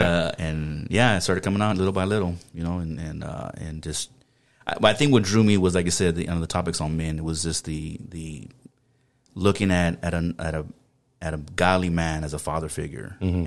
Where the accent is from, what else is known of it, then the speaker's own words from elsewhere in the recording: San Antonio, Texas, United States; accent: South Texas; moved away; I was pretty much um, born and raised in San Antonio, Texas.